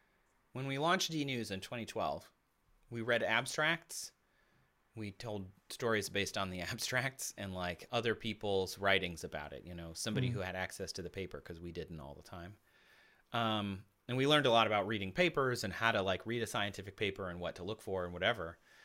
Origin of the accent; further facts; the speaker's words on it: Midwest, United States; You know, I grew up in the Midwest, so hockey is a big deal there.